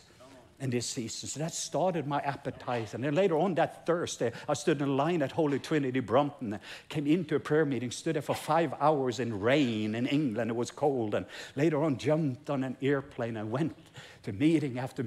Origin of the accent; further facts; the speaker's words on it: Norway; English is a second language; I'm Norwegian, English is my second language